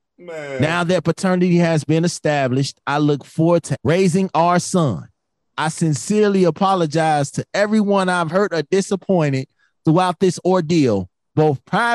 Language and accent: English; Chicago, Illinois, United States; He made Chicago proud, man. That's my hometown.